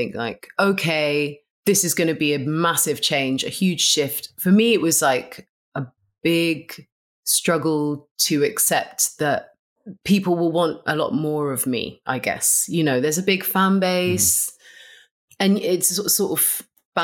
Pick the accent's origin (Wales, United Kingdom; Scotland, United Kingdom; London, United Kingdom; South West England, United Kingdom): London, United Kingdom; I grew up in London